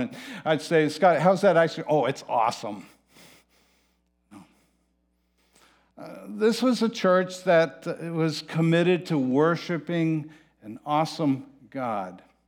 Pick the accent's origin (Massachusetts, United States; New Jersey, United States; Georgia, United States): Massachusetts, United States; Manchester-by-the-Sea; I am from Manchester by the Sea